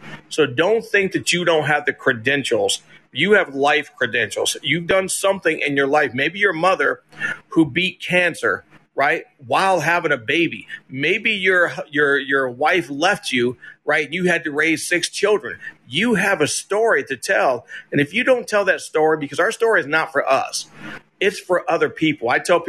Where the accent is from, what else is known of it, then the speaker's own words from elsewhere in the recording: Columbus, Ohio, United States; growing up in Columbus, Ohio, being one of 15 children